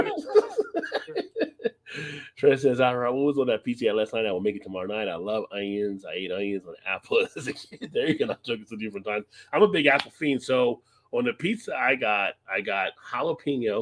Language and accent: English; East Coast, United States; I'm from the East Coast